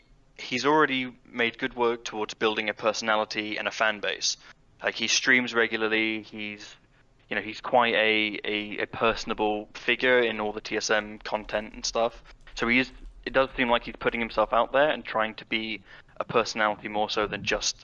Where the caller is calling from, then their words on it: Norwich, East of England, United Kingdom; I'm calling from Norwich in the east of England.